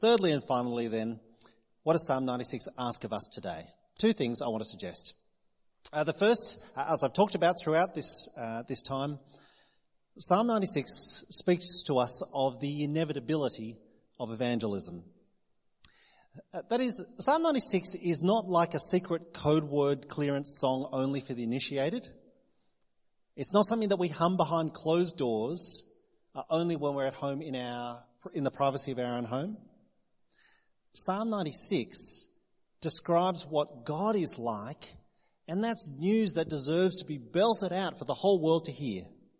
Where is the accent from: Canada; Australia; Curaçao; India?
Australia; New South Wales; now in South Australia, Australia; Most of you know that I'm not from South Australia. I moved here 18 years ago from New South Wales.